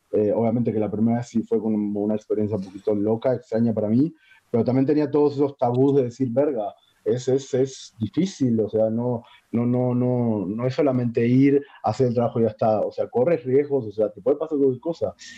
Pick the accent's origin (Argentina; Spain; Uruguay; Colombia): Uruguay; moved away as an adult; now in Mexico; soy uruguayo.